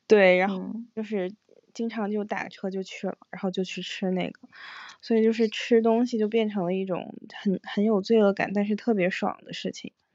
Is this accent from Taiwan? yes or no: no; Harbin, Heilongjiang, China; moved away; also born or lived in Singapore; 然后我们两个是哈尔滨嗯，东北的